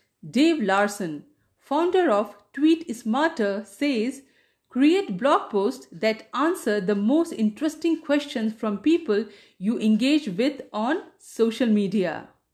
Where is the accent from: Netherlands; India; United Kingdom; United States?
India; first language Hindi; English is a second language; I wanted to stay in touch with my mother tongue, which is Hindi. That's why I started a Hindi blog.